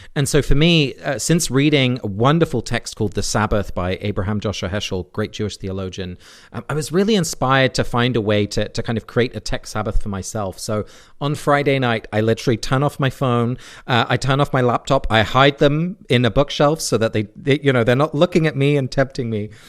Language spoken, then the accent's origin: English; England, United Kingdom; now in United States; I grew up in England.